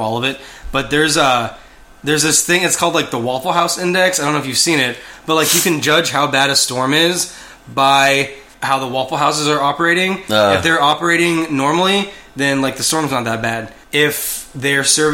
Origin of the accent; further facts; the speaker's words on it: Texas, United States; we're from Texas.